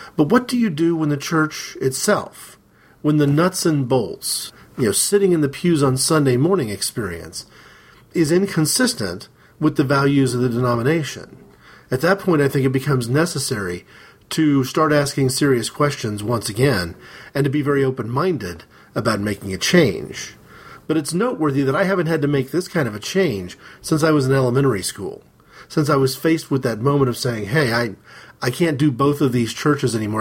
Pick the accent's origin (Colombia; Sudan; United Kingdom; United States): United States; Midwest; we moved to a particular side of the town that we lived in, a major, um, major midwestern city